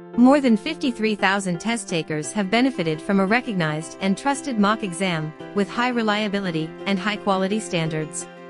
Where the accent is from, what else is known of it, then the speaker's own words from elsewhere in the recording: Saudi Arabia; English is a second language; moved away as an adult; now in Malaga, Spain; I'm from uh, Saudi Arabia